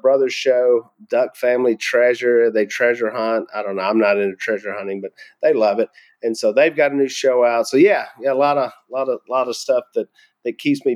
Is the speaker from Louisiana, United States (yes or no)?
yes; Louisiana, United States; I'm from Louisiana